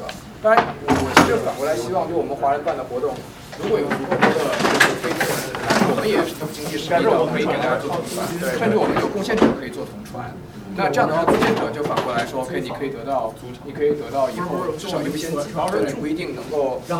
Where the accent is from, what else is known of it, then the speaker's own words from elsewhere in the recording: China; 其实我觉得是我们中国人在这要学会这边的规则来运行。